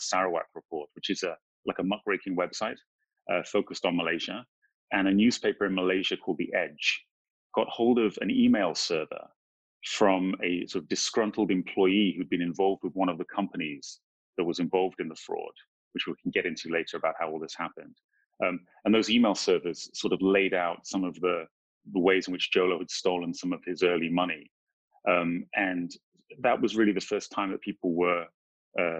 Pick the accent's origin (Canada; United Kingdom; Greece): United Kingdom; moved away as an adult; also born or lived in Indonesia / India / Pakistan; now in Hong Kong; I grew up in the UK, but I came to Asia as a young guy, basically after high school